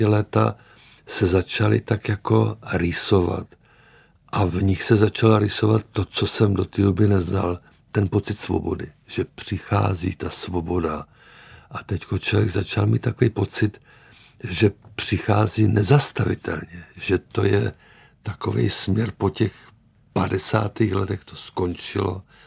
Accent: Moravia, Czechia; moved away; also born or lived in Prague; já jsem byl taky z Moravy

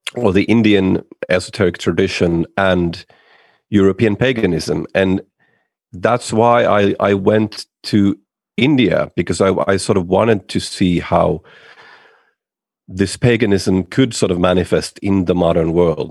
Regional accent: Finland; I'm from Finland

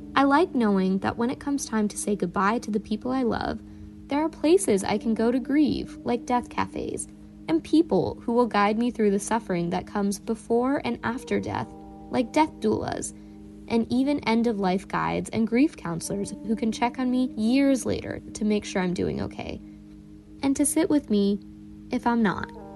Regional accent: Northern Virginia, United States; I'm from Northern Virginia, but my parents immigrated from India before I was born

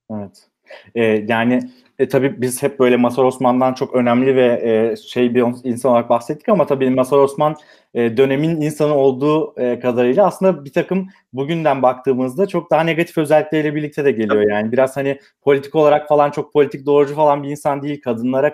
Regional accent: Manisa, Turkey; Ben Manisa'lıyım

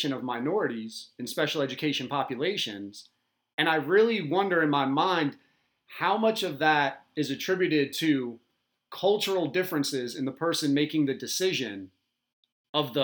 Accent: Southern Delaware, United States; born or raised there

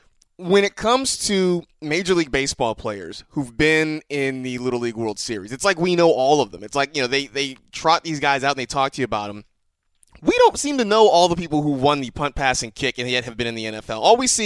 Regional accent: California, United States; I'm from California.

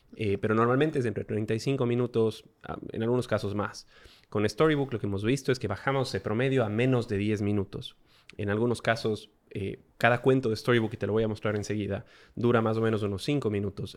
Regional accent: Ecuador; moved away as an adult; also born or lived in Australia; Antes de eso vivíamos en Ecuador, somos ecuatorianos

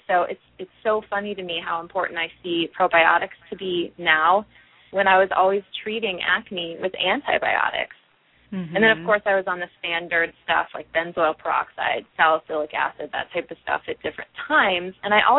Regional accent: Midwest, United States; moved away as an adult; also born or lived in New Jersey; I'm originally from the Midwest

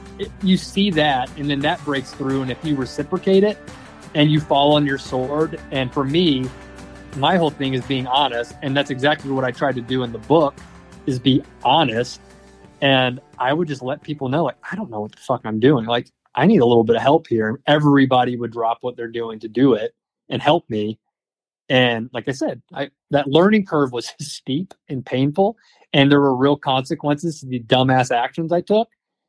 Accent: Southeastern United States, United States; I grew up in the Southeast where it was warm. Like, I didn't have a wood burning stove.

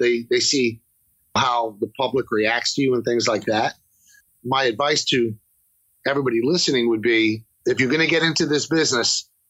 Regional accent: New York City, New York, United States; I'm a kid from the South Bronx

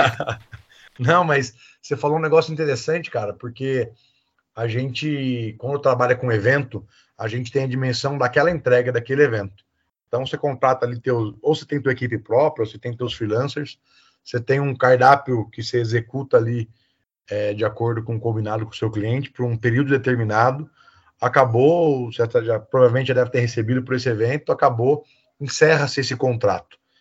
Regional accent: Botucatu, São Paulo, Brazil; sou natural aqui de Botucatu

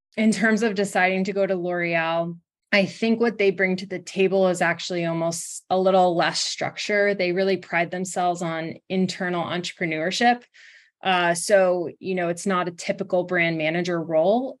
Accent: Brookfield, Connecticut, United States; I grew up in Brookfield, Connecticut, which is a small town outside of Danbury

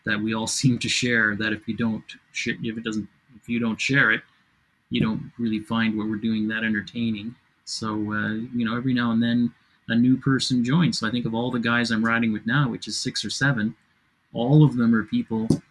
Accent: Canada; we're Canadian

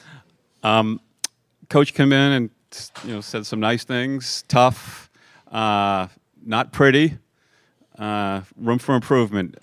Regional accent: New York, United States; When I was growing up in New York

